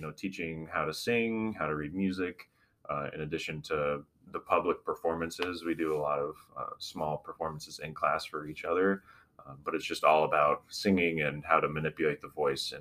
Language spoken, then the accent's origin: English; Winfield, Kansas, United States; moved away as an adult; now in Macomb, United States; my hometown is Winfield. There's about 7,000 people, 8,000 people, something close to that. It's maybe 30 minutes from the border of Oklahoma